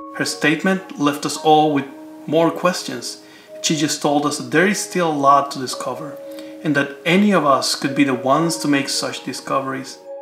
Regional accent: Cuba; I grew up in Cuba

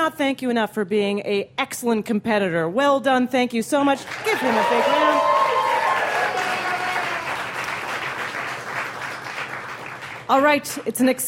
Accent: Canada; moved away; I grew up in Canada.

